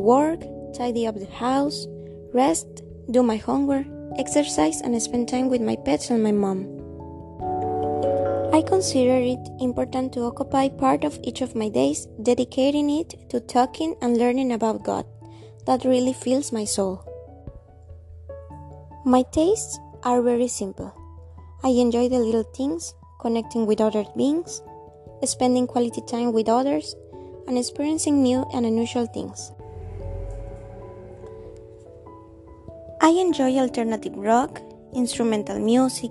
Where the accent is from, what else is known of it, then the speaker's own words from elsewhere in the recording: Veracruz, Mexico; English is a second language; also born or lived in Guadalajara, Jalisco; I was born in Guadalajara, Jalisco. I came to Veracruz when I was 1 year old and I have living here for 20 years.